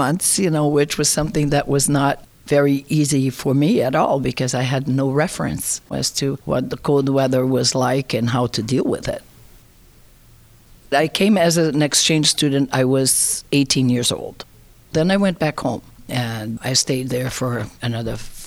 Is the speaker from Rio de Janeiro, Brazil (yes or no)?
yes; Rio de Janeiro, Brazil; moved away as an adult; also born or lived in Bolton, Massachusetts; now in Pittsburgh, United States; I come from Brazil. I was born and raised in the city of Rio de Janeiro